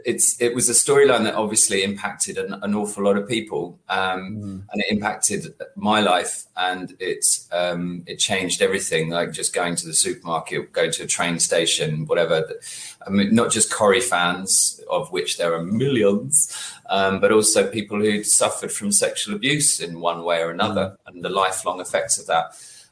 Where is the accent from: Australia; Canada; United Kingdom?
United Kingdom; Welwyn Garden City, East of England; also born or lived in Stoke / Bristol; now in London, United Kingdom; originally I'm from Welling Garden City. Like nobody knows where that is.